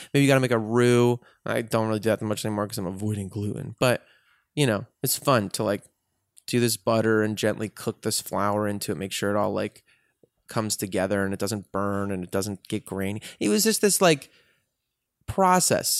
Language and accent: English; Chicago, Illinois, United States; Chicago where I grew up